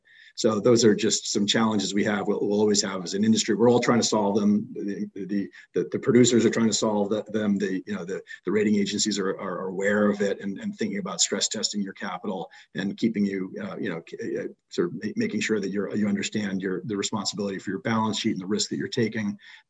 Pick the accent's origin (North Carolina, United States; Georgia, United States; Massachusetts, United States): Massachusetts, United States; Boston; My parents were from New York City, and I just never had it for whatever reason, but I did grow up here.